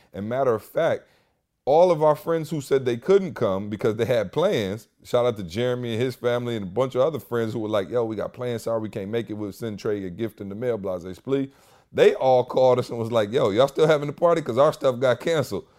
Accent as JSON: {"language": "English", "region": "Michigan", "country": "United States", "moved": "yes", "lives_now": "Atlanta, United States", "said": "I'm from Michigan."}